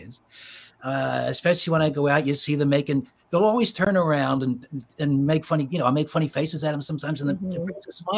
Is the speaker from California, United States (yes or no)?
no; Philadelphia, Pennsylvania, United States; I was born in Philadelphia and grew up in the suburbs of Philly